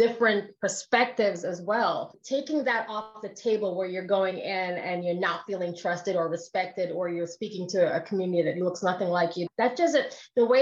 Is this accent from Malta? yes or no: no; Jamaica; I'm Jamaican